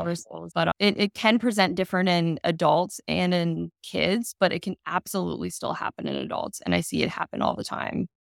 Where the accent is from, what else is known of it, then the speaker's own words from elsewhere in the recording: Maryland, United States; I grew up in Maryland